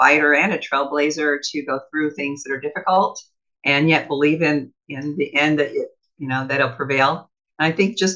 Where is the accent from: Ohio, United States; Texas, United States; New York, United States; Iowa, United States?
Iowa, United States; I got railroaded in a small court by my hometown